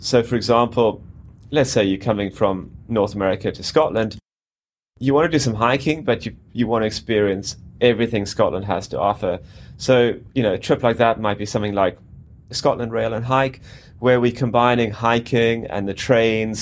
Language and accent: English; South Africa; moved away as an adult; also born or lived in Cape Town / London / Ullapool; I grew up in South Africa and pretty much in the outdoors on a farm for much of my teenage years.